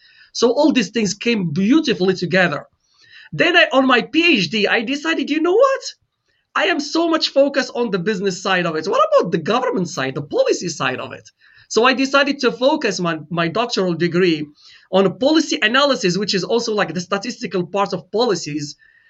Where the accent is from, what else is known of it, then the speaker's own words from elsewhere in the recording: Morocco; now in St. Louis, United States; I am originally from Morocco.